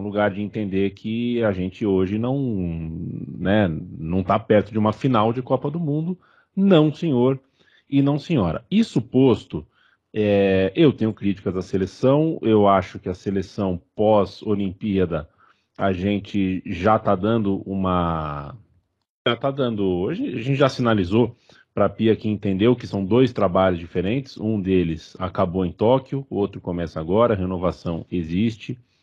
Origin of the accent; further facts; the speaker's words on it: Brazil; somos brasileiros